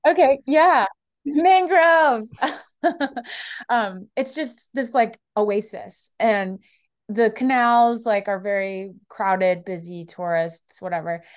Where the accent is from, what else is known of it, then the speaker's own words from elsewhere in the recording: South Florida, United States; now in Nashville, United States; I'm from Florida